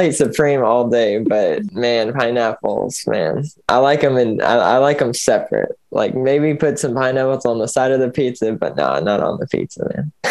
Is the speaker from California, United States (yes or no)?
no; Kentucky, United States; also born or lived in Michigan; I was born in uh, in Michigan. I'm adopted, so my parents were living in Indiana at the time. But anyway, I grew up in uh, in Kentucky.